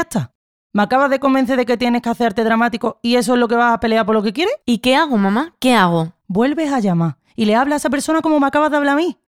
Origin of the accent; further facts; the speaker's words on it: San José, Andalusia, Spain; la plaza de mi pueblo, en San José